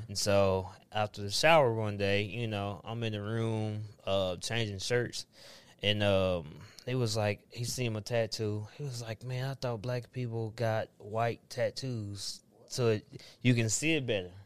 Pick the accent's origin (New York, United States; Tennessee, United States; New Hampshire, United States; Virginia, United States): Tennessee, United States; Antioch; I grew up in Antioch